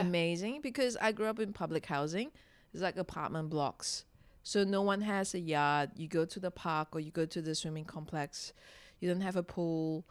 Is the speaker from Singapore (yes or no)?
yes; Singapore; when I was growing up in Singapore, it was quite conservative